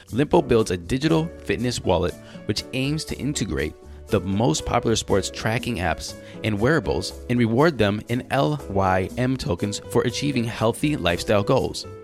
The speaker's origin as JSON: {"language": "English", "region": "California", "country": "United States", "said": "I'm from California, man."}